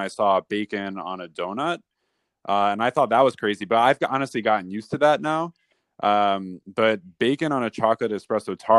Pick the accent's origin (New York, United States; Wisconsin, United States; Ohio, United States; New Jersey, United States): New York, United States; New Rochelle; my hometown, New Rochelle, New York